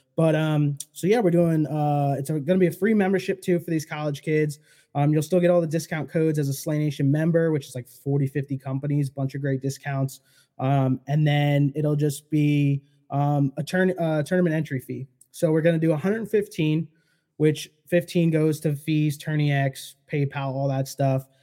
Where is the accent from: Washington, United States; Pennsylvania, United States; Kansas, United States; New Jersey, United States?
Pennsylvania, United States; Poconos; I grew up like fifteen minutes from the Pocono Raceway